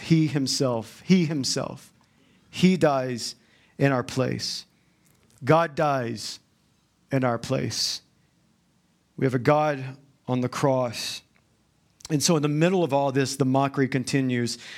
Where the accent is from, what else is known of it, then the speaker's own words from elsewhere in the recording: the South, United States; I'm from the South